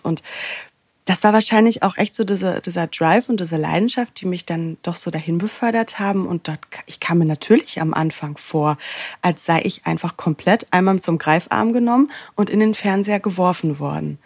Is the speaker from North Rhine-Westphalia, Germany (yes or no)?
yes; Sauerland, North Rhine-Westphalia, Germany; moved away as an adult; also born or lived in Cologne; now in Berlin, Germany; ich bin aufgewachsen im Sauerland, ähm, ja recht klein und beschaulich